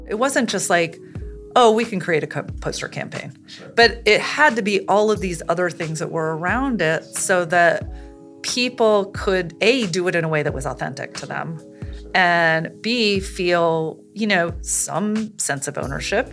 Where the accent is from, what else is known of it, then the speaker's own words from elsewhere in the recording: St. Louis, Missouri, United States; I'm originally from Saint Louis, Missouri.